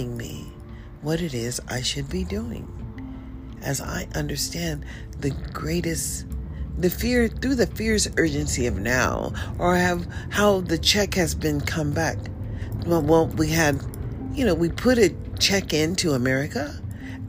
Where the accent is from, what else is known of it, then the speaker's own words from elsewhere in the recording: United States; I'm African American